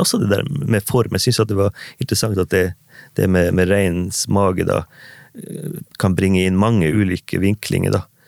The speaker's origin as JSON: {"language": "Norwegian", "town": "Manndalen", "region": "Troms", "country": "Norway", "tie": "born or raised there", "said": "levd mine første år i barndomshjem og i hjembygda mi Mandalen, Olmaivegi"}